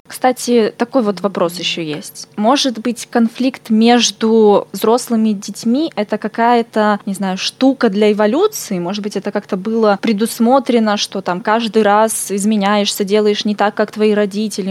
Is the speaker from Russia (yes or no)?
yes; Irkutsk, Irkutsk Oblast, Russia; moved away as an adult; also born or lived in Far East (Russia); Сама сибирячка родилась и выросла в Иркутске